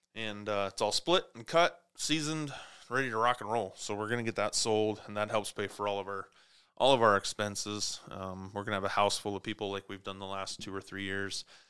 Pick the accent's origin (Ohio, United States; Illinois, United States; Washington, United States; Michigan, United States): Washington, United States; Clarkston; also born or lived in Montana; now in Spokane, United States; my hometown, Clarkston, Washington